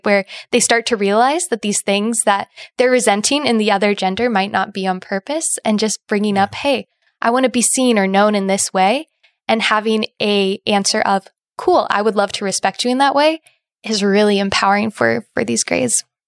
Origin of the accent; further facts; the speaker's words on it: Indiana, United States; now in Ohio, United States; I'm originally from Indiana